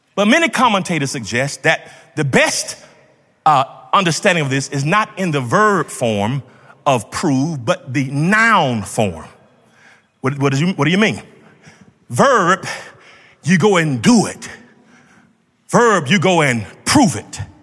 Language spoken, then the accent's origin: English; Georgia, United States; When I grew up in Georgia